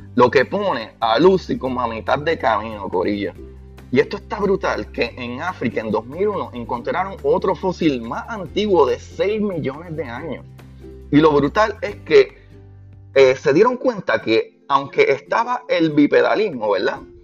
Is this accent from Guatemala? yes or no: no; Puerto Rico; como puertorriqueño